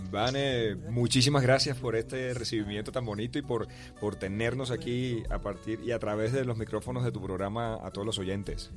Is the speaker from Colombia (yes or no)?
yes; Colombian Caribbean coast, Caribbean Region, Colombia; soy costeño